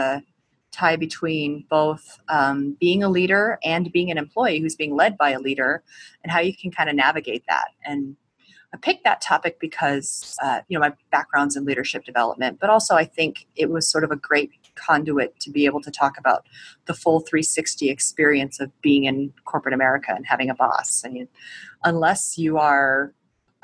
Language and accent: English; Colorado, United States; I am from a clan of people who all grew up in the Chicago area, but I grew up in Colorado